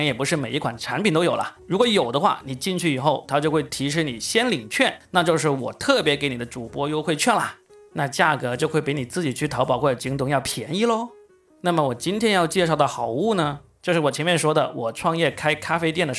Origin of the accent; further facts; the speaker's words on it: China; 芝士这个东西呢，我们中国人吃的少，能够选择的不多。